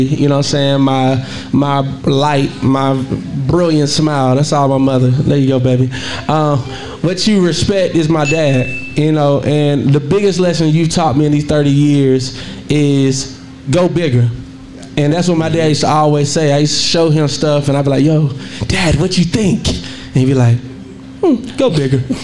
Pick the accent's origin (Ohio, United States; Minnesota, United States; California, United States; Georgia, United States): Georgia, United States; Monroe; moved away as an adult; also born or lived in Lithonia, Georgia; I love that I'm from Monroe. I'm from a small country town where everybody knows everybody